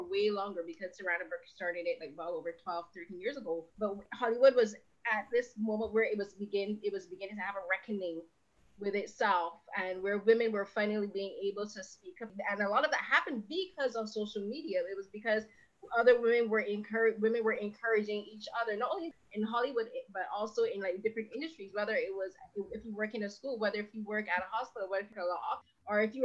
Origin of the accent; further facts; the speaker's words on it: Barbados; I'm from Barbados